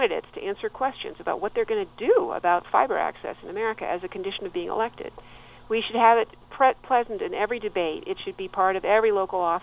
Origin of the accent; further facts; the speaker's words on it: Santa Monica, California, United States; now in New York, United States; my hometown of Santa Monica